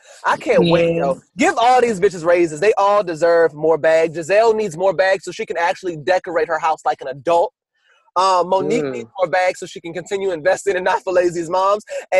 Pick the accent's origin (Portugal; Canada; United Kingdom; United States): United States; the South; I didn't grow up like that. I'm from the South. We speak quietly and we lead with love